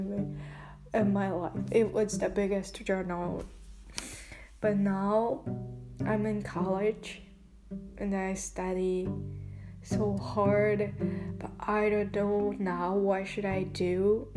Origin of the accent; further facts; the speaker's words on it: Japan; English is a second language; moved away as an adult; now in California, United States; When I was born in Japan, my family there is no English speaker in my family. But I'm in America, California now.